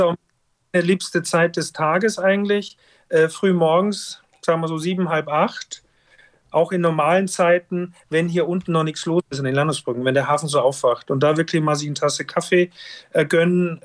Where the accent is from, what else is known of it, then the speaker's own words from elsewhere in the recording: Styria, Austria; moved away as an adult; also born or lived in Norderney; now in Hamburg, Germany; weil ich auch aus dem Gebiet komme und Österreich, Steiermark natürlich, ich komme aus dem Skigebiet